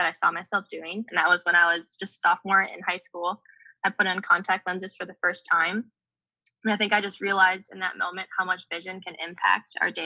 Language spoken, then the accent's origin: English; Duluth, Minnesota, United States; moved away as an adult; now in Forest Grove, United States; I grew up in Duluth, Minnesota